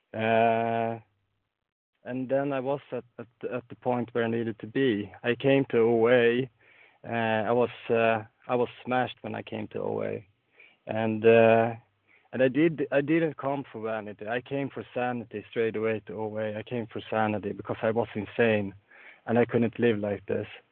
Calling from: Sweden; I'm calling in from Sweden

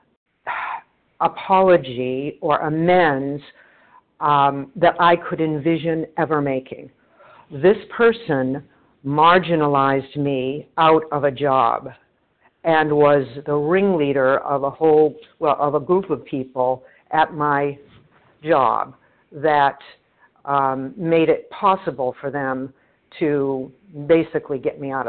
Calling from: Boston, Massachusetts, United States; I'm calling from the Boston area.

